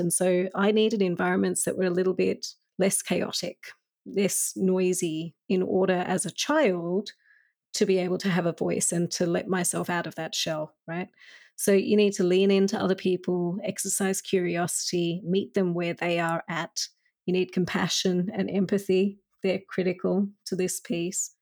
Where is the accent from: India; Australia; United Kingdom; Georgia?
Australia; when I was growing up as a child in Australia